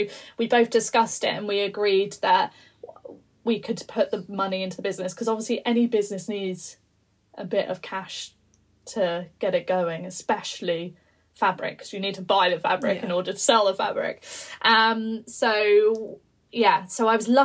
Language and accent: English; London, United Kingdom; I'm a London girl. I was born in London